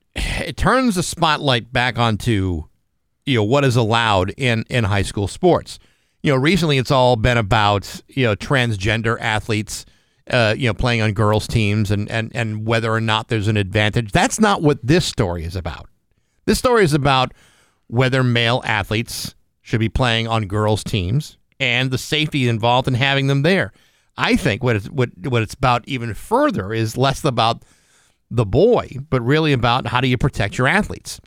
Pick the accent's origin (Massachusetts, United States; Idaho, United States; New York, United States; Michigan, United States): Massachusetts, United States; Rehoboth; my hometown. Rehoboth, Massachusetts